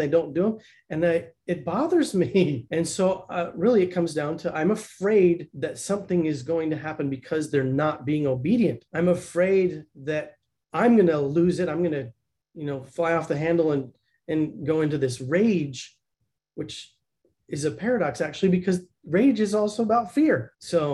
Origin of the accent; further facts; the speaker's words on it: Blanding, Utah, United States; now in Lehi, United States; I grew up in the Four Corners area in a little teeny tiny town called Blanding.